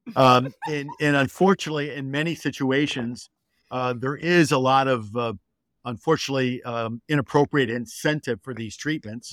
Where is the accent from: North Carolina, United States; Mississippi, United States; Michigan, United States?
Michigan, United States; Detroit; I grew up in Detroit, and I'm a Michigan boy